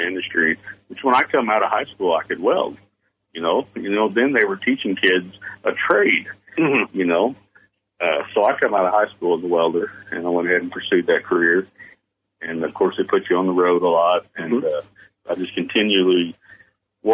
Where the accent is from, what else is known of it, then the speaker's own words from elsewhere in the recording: Shannon County, Missouri, United States; also born or lived in Shreveport, Louisiana; growing up in Shannon County